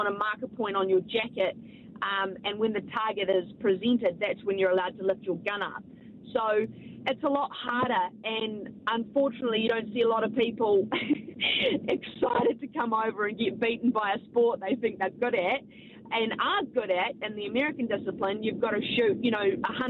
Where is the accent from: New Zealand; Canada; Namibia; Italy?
New Zealand